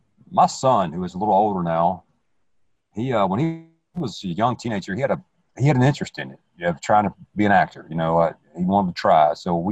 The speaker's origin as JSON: {"language": "English", "region": "the South", "country": "United States", "accent": "southern", "said": "you may not be able to tell from my where I'm from and my southern accent or whatever"}